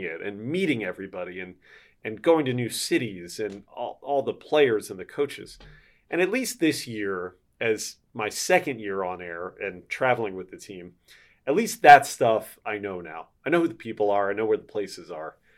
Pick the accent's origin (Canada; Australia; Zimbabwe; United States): United States; Philadelphia, Pennsylvania; now in Milwaukee, United States; I grew up in Philadelphia.